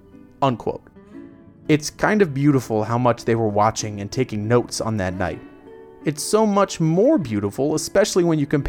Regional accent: Altamonte Springs, Florida, United States; Altamont Springs, my hometown

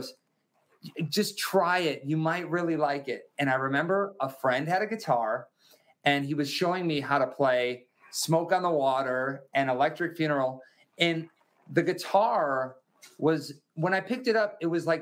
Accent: Wisconsin, United States; I grew up in Wisconsin in America

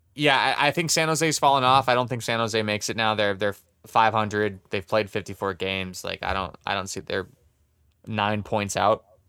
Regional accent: Canada; we're Canadian

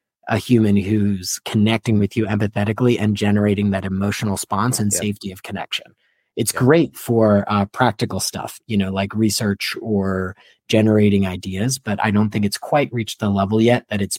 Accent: Philadelphia, Pennsylvania, United States; moved away; I'm an obligatory Eagles fan because I grew up in Philadelphia

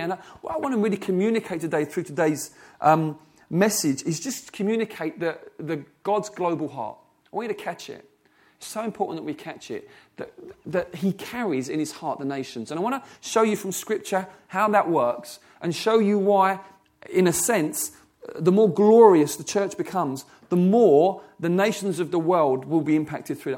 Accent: England, United Kingdom; I've been born in English. I'm an English person

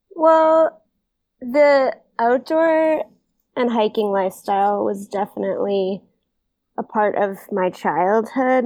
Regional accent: Maine, United States; I'm from Maine

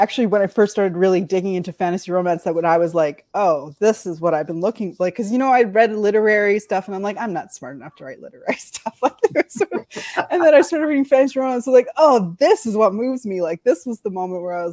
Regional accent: Canada; I grew up in Canada

